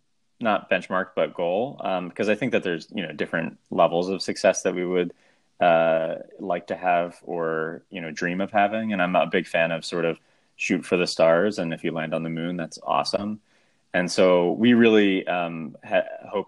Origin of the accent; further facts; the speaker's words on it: Abington, suburb of Philadelphia, Pennsylvania, United States; moved away as an adult; now in New York, United States; a suburb of Philadelphia called Addington